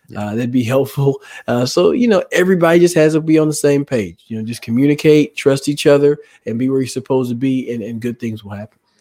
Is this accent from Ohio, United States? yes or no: no; Dallas, Texas, United States; growing up in Dallas